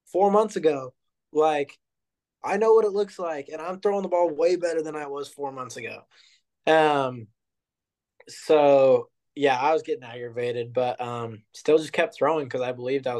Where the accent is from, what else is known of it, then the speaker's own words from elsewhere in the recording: Overland Park, Kansas, United States; I'm from Kansas City